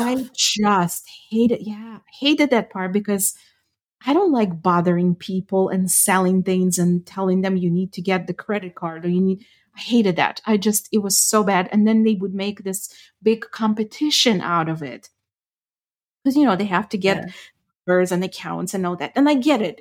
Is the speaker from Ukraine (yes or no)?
yes; Ukraine; first language Ukrainian; English is a second language; moved away; I grew up speaking Ukrainian